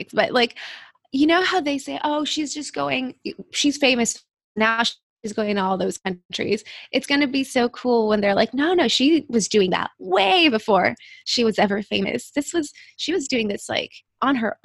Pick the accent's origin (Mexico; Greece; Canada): Mexico; Mexico City; moved away; I grew up in Mexico City